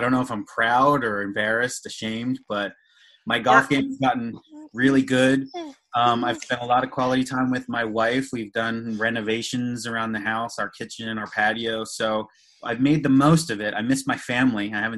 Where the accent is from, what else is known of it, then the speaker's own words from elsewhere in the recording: Lancaster, Pennsylvania, United States; I live just outside of Philly in one of the suburbs near King of Prussia. I grew up in Lancaster, Pennsylvania, Amish country.